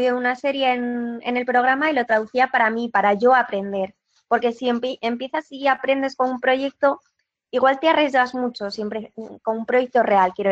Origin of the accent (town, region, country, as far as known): Asturias, Spain; moved away; also born or lived in Barcelona